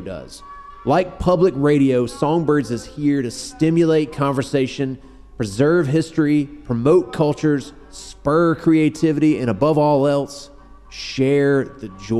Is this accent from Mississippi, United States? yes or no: yes; Mississippi, United States; I grew up in Mississippi